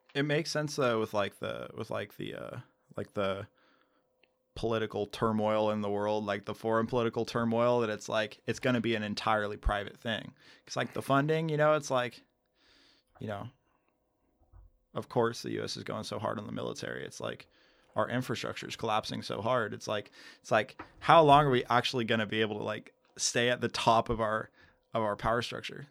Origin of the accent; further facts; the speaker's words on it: United States; I'm an American. I love America